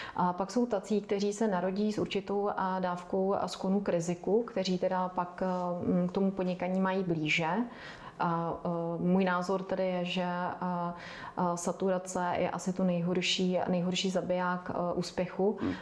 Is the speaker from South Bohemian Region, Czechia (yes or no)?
no; Karlovy Vary, Karlovy Vary Region, Czechia; Já jsem vyrůstala v Karlových Varech